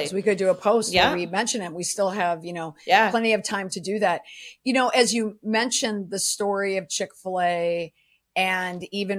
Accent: St. Paul, Minnesota, United States; since I'm from St. Paul, Minnesota.

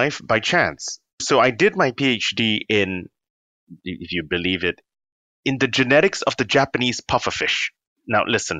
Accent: London, United Kingdom; born there; now in Cambridge, United Kingdom; I'm in Cambridge, but I was born in London because my parents are Singaporean, but my dad was doing clinical training.

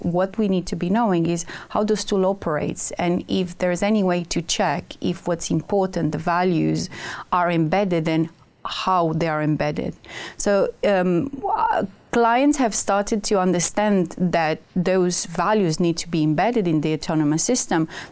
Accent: Romania; moved away; I come from Romania, and my mom is a math teacher

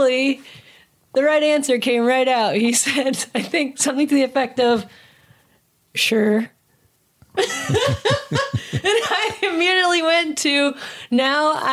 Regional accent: Kalamazoo, Michigan, United States; growing up in Southwest Michigan

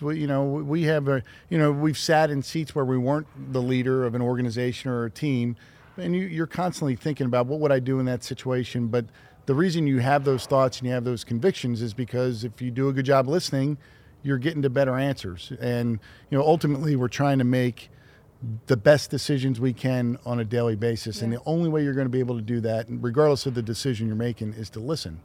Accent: Philadelphia, Pennsylvania, United States; growing up in Philadelphia

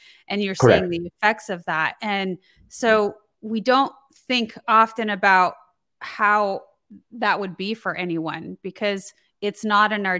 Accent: United States; I grew up here in the United States

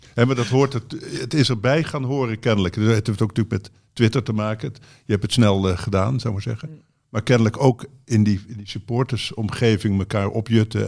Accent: Zaltbommel, Gelderland, Netherlands; moved away; Bommel waar ik vandaan kom

